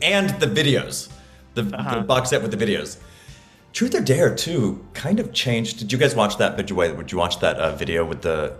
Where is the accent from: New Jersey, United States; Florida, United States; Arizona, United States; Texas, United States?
Florida, United States; Tallahassee; moved away; I grew up in Tallahassee.